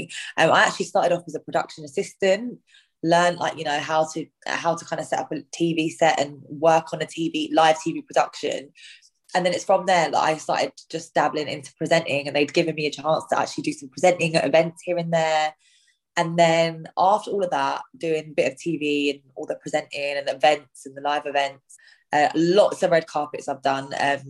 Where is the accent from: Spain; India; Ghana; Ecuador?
India; Like I always like to cook Indian food as well because I'm Indian.